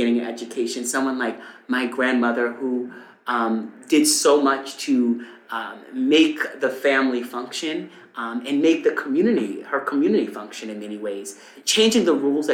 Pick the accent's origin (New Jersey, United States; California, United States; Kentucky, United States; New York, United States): New York, United States; Eastern Long Island; I grew up on Eastern Long Island